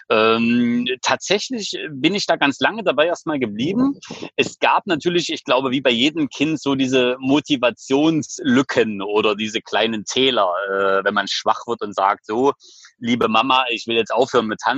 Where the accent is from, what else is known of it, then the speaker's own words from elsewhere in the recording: Leipzig, Saxony, Germany; Ich komme aus Leipzig.